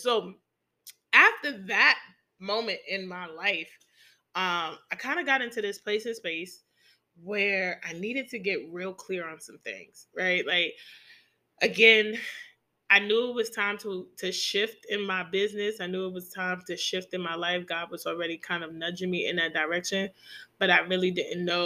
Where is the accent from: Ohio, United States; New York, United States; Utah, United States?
New York, United States; New York City; my hometown of the NYC, right there in Brooklyn